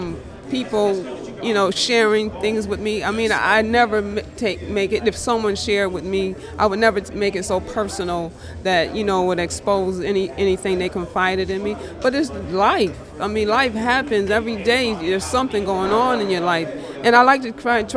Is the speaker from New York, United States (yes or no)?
yes; Rochester, New York, United States; From Rochester, New York